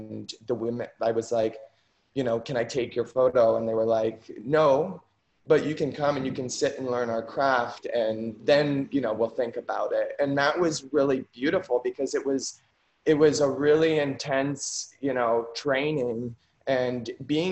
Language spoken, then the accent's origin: English; Ashland, Ohio, United States; moved away as an adult; now in New York, United States; growing up in Ohio